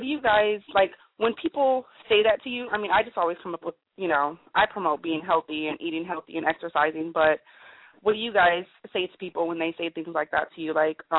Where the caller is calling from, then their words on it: Sacramento, California, United States; I'm calling from Sacramento, California.